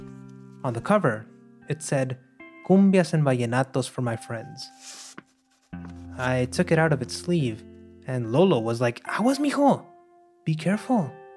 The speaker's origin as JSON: {"language": "English", "town": "Monterrey", "region": "Nuevo León", "country": "Mexico", "tie": "born or raised there", "moved": "yes", "lives_now": "New York, United States", "said": "I'm from Monterrey, in northeastern Mexico, and several years ago, life led me across the border to New York. But destiny has now brought me back to visit my hometown."}